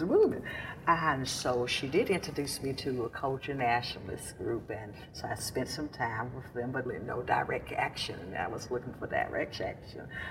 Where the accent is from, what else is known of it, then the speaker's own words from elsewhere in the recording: Jackson, Mississippi, United States; also born or lived in Pocahontas, Mississippi / New York; I was born and raised here in Mississippi, in a little, very small town, right up the road, a piece about nine miles from here. And I was born in a little small town called Pocahontas, Mississippi